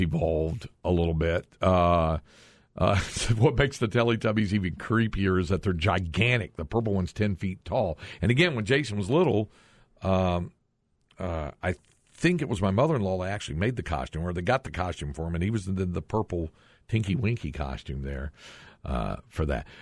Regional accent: Greensboro, North Carolina, United States; moved away; growing up in Greensboro

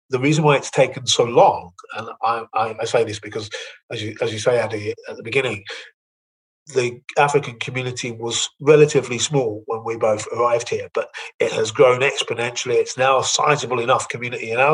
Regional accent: London, United Kingdom; moved away; I can say this as a Londoner

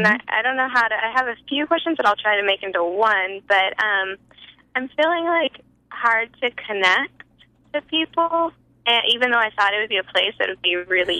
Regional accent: California, United States; I'm from California.

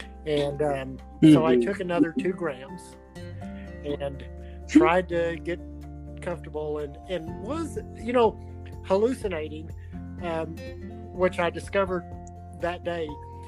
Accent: Arkansas, United States

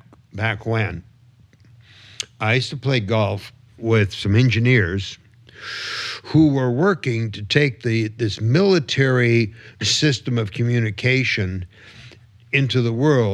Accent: Michigan, United States; we're both from Michigan, and so is Michael Moore, right?

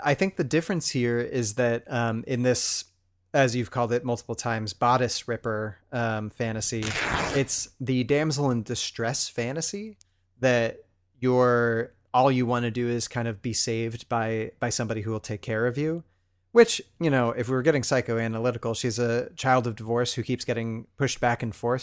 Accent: Pacific Northwest, United States; we're both from the Pacific Northwest

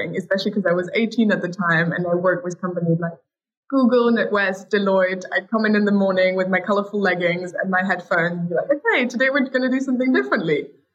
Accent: Paris, Île-de-France, France; we're half French, half German, so we grew up in Paris

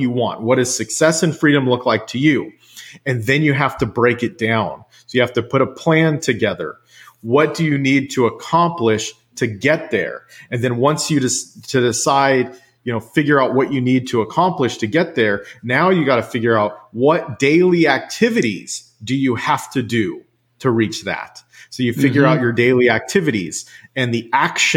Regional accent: Central Valley of California, United States; also born or lived in Washington State; now in Washington, United States; I grew up in the Central Valley of California

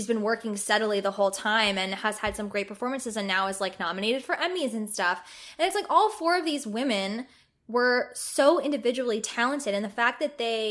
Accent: New Jersey, United States; I'm from New Jersey. So I've spent my whole life spending a lot of time at the Jersey Shore during the summer.

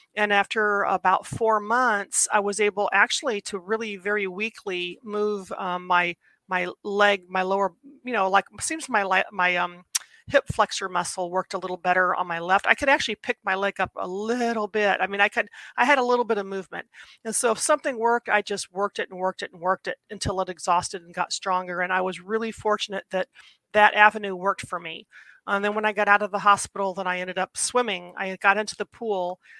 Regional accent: Ohio, United States; I grew up in Ohio.

